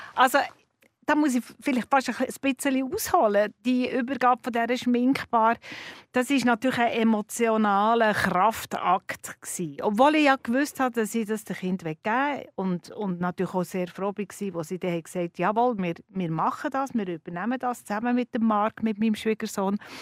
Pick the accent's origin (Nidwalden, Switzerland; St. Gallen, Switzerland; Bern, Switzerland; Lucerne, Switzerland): Bern, Switzerland; now in Zürich, Switzerland; als Bernerin